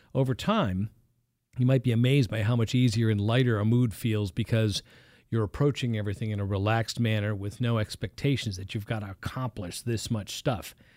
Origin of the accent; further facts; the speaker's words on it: East Coast, United States; moved away; I come from the East Coast